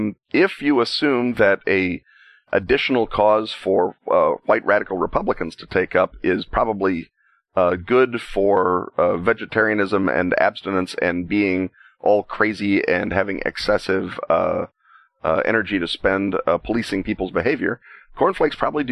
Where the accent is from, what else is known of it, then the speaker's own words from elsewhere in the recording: Ireland; given, you know, that I'm an Irishman and Irish will literally write a agonized ballad about losing a fist fight in the bar last week, much less everything the hated British have done to us since the time of Strongbow.